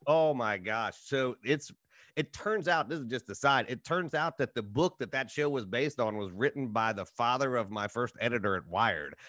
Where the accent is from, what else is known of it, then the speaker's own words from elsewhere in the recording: Appalachia, United States; I'm from Appalachia